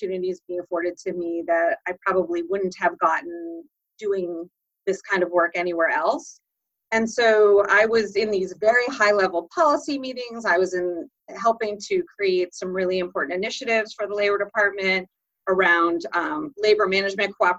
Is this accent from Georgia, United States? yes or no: no; suburbs of Boston, Massachusetts, United States; also born or lived in Wellesley, Massachusetts / Dover, Massachusetts; grew up in the suburbs of Boston. I was born in Wellesley, and then I moved to Dover when I was sixth grade